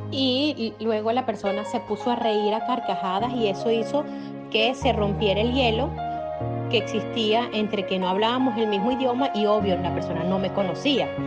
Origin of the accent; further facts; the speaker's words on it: Venezuela; now in Miami, United States; Vivo en Miami, soy venezolana, madre de dos niños.